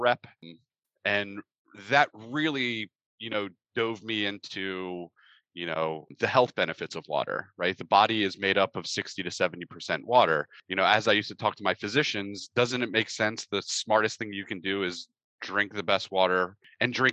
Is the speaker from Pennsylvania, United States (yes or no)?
yes; Pennsylvania, United States; moved away as an adult; I grew up in Pennsylvania, typical childhood